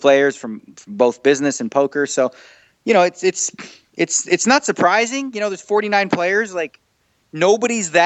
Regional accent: Canada; moved away as an adult; now in Las Vegas, United States; I'm still Canadian

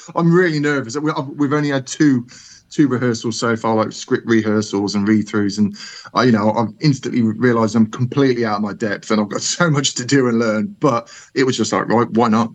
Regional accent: Birmingham, West Midlands, United Kingdom; accent: Brummy; my my my Brummy accent

